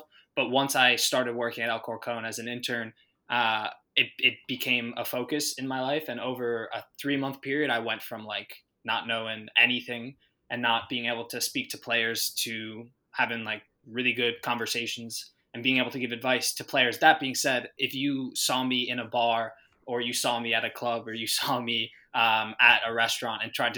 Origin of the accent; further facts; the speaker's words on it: United States; moved away as an adult; also born or lived in Spain / London; I'm American. Like, I'm a dual citizen, but people will identify me as an American